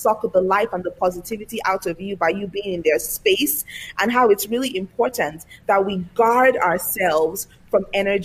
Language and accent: English; Lagos, Nigeria; I was born and raised in Lagos, Nigeria, on the African continent.